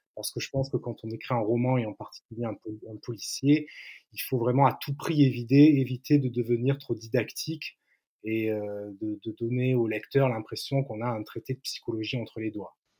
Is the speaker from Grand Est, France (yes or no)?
no; Antibes, Provence-Alpes-Côte d'Azur, France; ma ville natale, en Antibes, sur la côte d'Azur